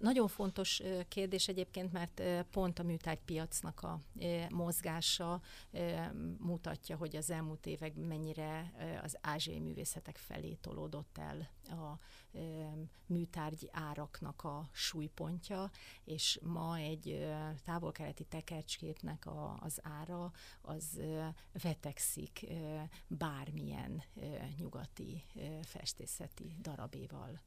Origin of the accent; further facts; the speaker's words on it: Hungary; mi magyarok